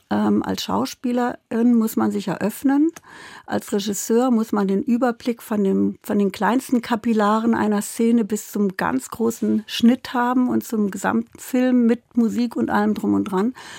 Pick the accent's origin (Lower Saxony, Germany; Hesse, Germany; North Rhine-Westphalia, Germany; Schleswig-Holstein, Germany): Hesse, Germany; Kassel; moved away as an adult; also born or lived in Berlin / Munich / Hamburg; ich komme ja wie du aus Kassel